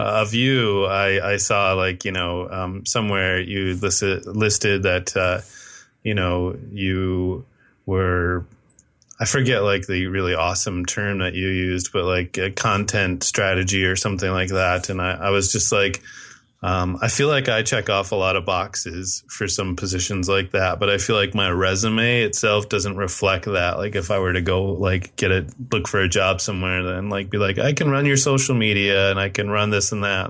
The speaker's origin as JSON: {"language": "English", "country": "United States"}